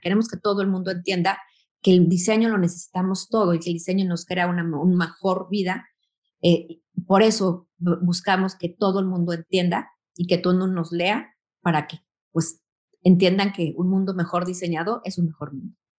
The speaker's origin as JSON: {"language": "Spanish", "country": "Mexico", "said": "vengo de México"}